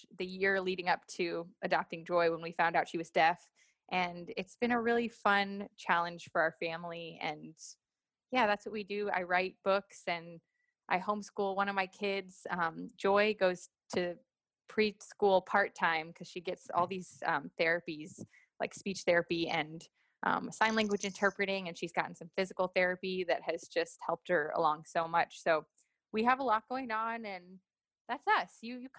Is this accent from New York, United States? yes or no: yes; New York, United States; also born or lived in Los Angeles / Miami; I grew up in New York, LA, and Miami, and lived in townhouses and apartments and suburbs.